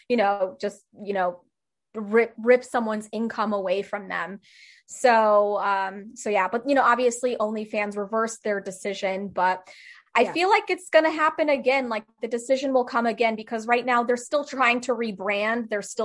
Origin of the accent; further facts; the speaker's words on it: Czechia; I'm from Czech Republic and they're very traditional people